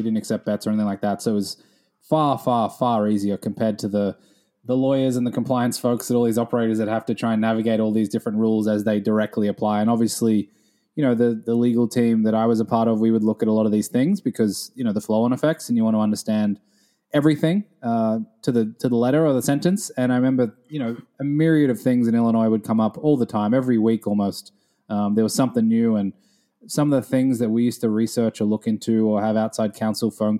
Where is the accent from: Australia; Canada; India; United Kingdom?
Australia; moved away as an adult; now in New York, United States; growing up in Australia